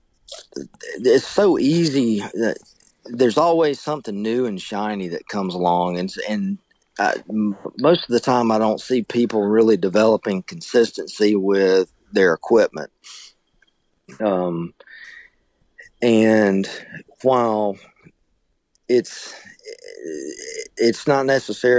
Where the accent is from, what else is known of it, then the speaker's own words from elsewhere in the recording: Opelika, Alabama, United States; I grew up in Opelika, which is, you know, just right outside of Auburn